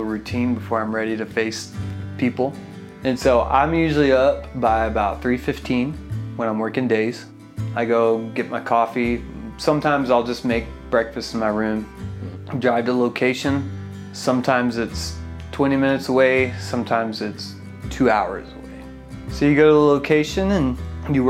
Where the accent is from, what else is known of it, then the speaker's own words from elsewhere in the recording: Fort Worth, Texas, United States; I am from Fort Worth, Texas